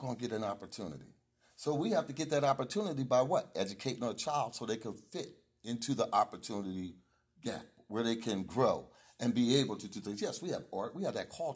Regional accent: Wilmington, Delaware, United States; I'm from the hood. I'm from Clayton Street

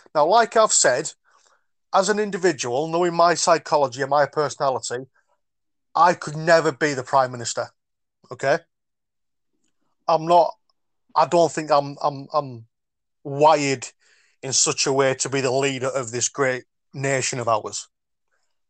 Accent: Geordie, North East England, United Kingdom; I am Geordie

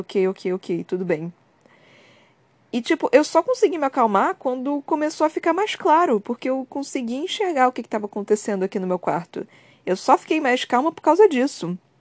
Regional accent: Brazil; Eu também sou do Brasil

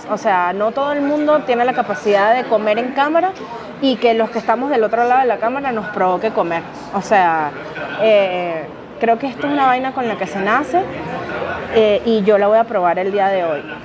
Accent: Venezuela; Yo soy de Venezuela.

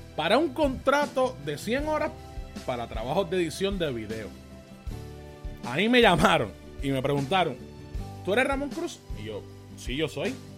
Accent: Caguas, Puerto Rico; nosotros pues somos de Cagua

